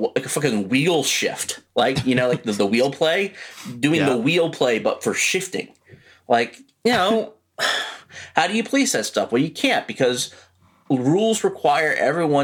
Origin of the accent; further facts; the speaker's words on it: Baltimore, Maryland, United States; I'm from Baltimore